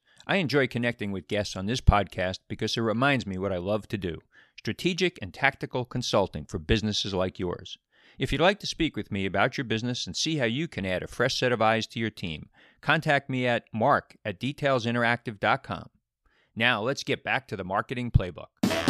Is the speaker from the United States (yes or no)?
yes; Westfield, New Jersey, United States; And you started this business in my town, my hometown here, Westfield, New Jersey.